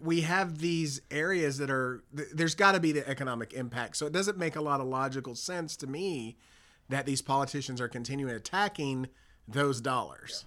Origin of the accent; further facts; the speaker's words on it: Dallas, Texas, United States; it's my hometown. It's where I've grown up